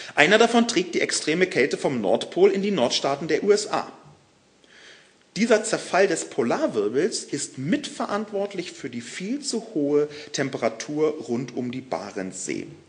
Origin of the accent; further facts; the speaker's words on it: Berlin, Germany; aus Berlin, meiner Heimatstadt